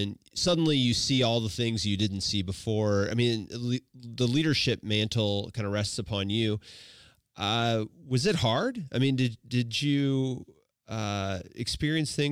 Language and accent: English; Washington, Missouri, United States; I grew up in Washington, Missouri